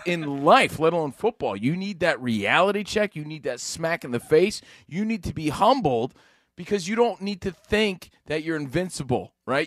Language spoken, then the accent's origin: English; Union, New Jersey, United States; Union, New Jersey, my hometown